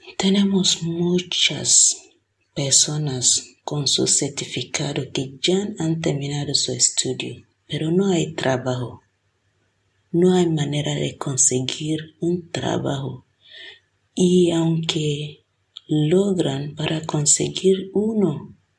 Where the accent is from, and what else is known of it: Nigeria; now in Villanueva de Córdoba, Spain